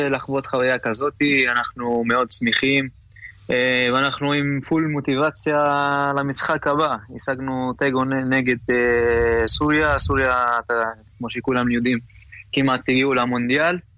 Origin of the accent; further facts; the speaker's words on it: Central District, Israel; also born or lived in Ramat HaSharon; אני גדלתי בישראל, גדלתי בהפועל כפר סבא, ואז עברתי לרמת השרון. סיימתי נוער, לא קיבלתי הזדמנות לשחק בארץ בקבוצה הבוגרת.